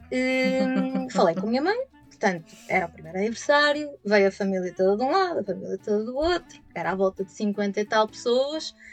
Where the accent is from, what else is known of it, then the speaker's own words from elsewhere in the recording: São João da Madeira, Aveiro District, Portugal; also born or lived in Braga; nasci em 1979 em Aveiro e passado sete dias vim para São João da Madeira, eh, que é a cidade que me viu crescer.